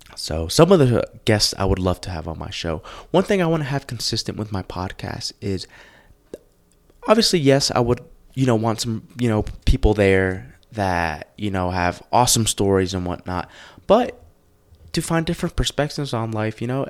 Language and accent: English; New Jersey, United States; moved away as an adult; also born or lived in Los Angeles, California / Tucson, Arizona; now in Colorado Springs, United States; I grew up in New Jersey.